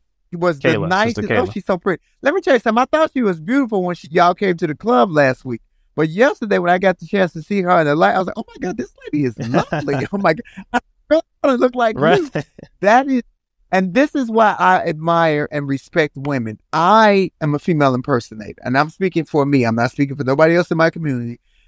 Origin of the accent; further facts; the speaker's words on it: Chicago, Illinois, United States; I'm from Chicago